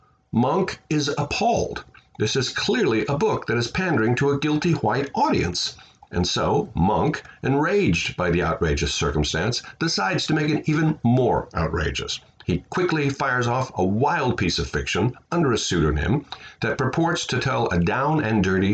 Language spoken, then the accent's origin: English; Midwest, United States; I grew up in the Midwest in the 50s